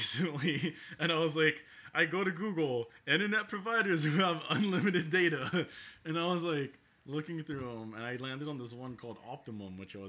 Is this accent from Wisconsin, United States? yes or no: no; Bronx, New York, United States; I came from the Bronx.